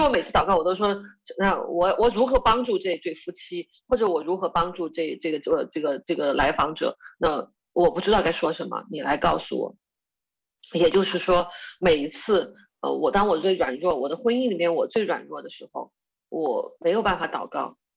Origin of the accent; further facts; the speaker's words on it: Chongqing, China; 我是重庆人